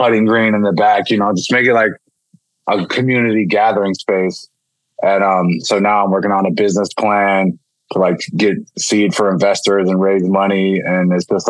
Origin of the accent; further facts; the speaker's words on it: Pittsburgh, Pennsylvania, United States; growing up in Pittsburgh